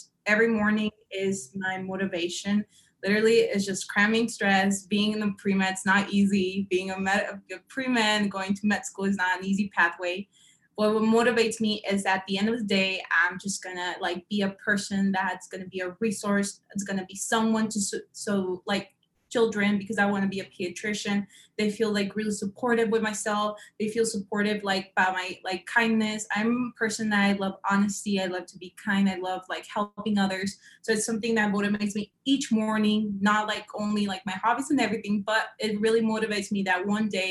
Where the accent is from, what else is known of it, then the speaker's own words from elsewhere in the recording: San Luis, Arizona, United States; moved away as an adult; also born or lived in Tempe, Arizona; I come from San Luis, Arizona, which is a really small town from I'm a border town area.